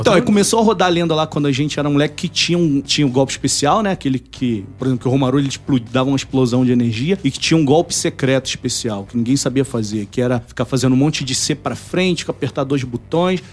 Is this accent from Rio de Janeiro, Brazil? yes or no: yes; Nova Iguaçu, Rio de Janeiro, Brazil; moved away; eu venho do Rio, né? Nova Iguaçu, então é umas quebradas diferentes